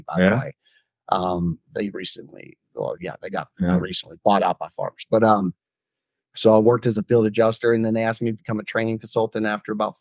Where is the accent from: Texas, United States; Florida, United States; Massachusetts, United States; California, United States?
Florida, United States; Growing up in Florida